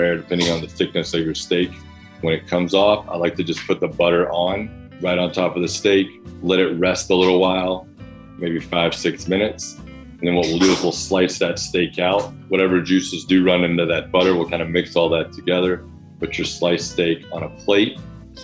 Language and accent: English; the South, United States; now in Brooklyn, United States; I grew up in the South